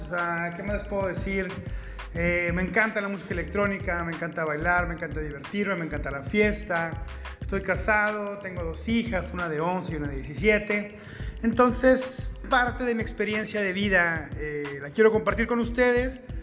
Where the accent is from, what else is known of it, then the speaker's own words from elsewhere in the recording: Ciudad Juárez, Chihuahua, Mexico; soy de Ciudad Juárez, Chihuahua